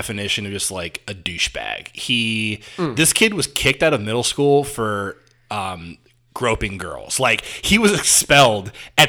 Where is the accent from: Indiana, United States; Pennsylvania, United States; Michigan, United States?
Indiana, United States; born or raised there